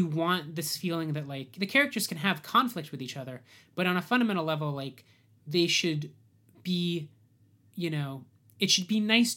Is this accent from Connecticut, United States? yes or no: yes; Connecticut, United States; I grew up in Connecticut